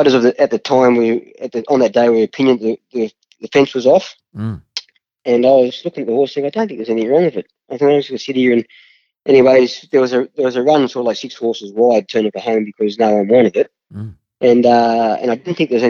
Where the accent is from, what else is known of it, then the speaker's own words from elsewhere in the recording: Wellington, New South Wales, Australia; growing up in Wellington and working in Wellington